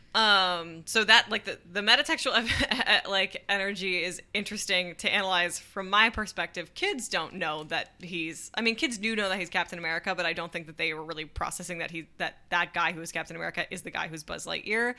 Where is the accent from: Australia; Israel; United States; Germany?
United States; as an American